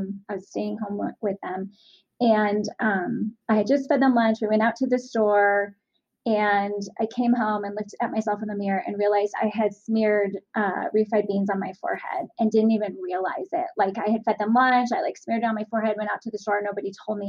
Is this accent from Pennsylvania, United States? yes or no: no; Southern California, United States; I grew up in Southern California